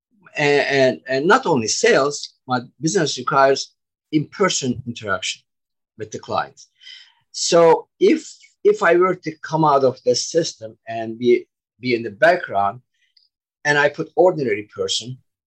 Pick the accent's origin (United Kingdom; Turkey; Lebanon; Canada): Turkey; moved away as an adult; now in United States; I'm originally from Turkey, background construction, and I immigrated to the United States 20 years ago.